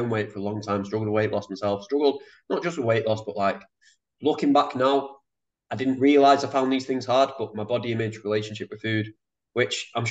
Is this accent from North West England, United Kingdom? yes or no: yes; Manchester, North West England, United Kingdom; moved away as an adult; now in Sydney, Australia; I'm from Manchester. Yeah, grew up in Manchester.